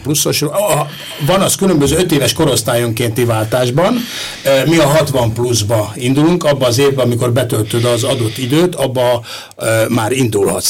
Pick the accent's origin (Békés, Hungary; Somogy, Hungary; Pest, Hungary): Pest, Hungary; Pest area, Hungary; also born or lived in Valkó; mi mind a ketten Pest környékiek vagyunk